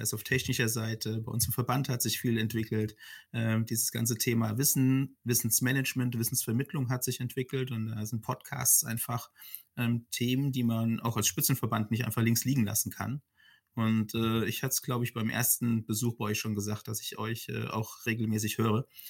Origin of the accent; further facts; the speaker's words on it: Frankfurt, Hesse, Germany; ich bin tatsächlich ein, ein Frankfurter Bub